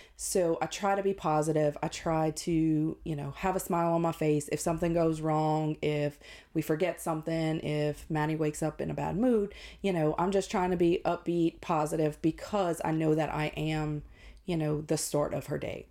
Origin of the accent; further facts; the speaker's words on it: Ville Platte, Louisiana, United States; I was born and raised in Ville Platte, um, which is about 45 minutes north of Lafayette.